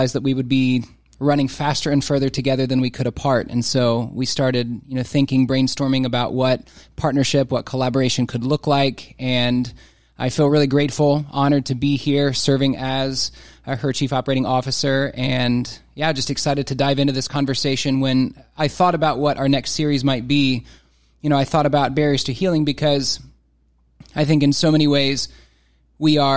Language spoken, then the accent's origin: English; Carlisle, Ohio, United States; also born or lived in Durham, North Carolina; I was born in Southwest Ohio, grew up in a small town called Carlisle, which I think is technically considered a village